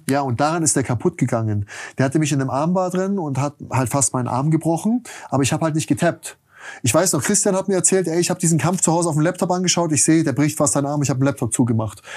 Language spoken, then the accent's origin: German; Germany; als Deutscher